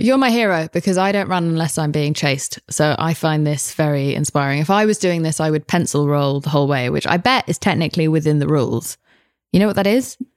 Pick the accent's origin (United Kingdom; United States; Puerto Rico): United Kingdom; I'm British